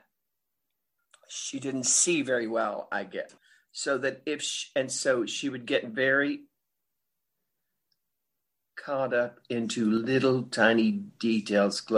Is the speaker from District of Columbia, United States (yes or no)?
no; East Texas, United States; moved away; I grew up in Texas. I grew up on the southern side of Texas, meaning the east side